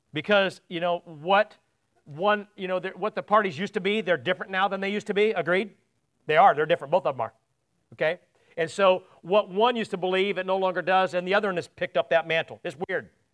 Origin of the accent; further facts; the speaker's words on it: United States; also born or lived in England; me as an American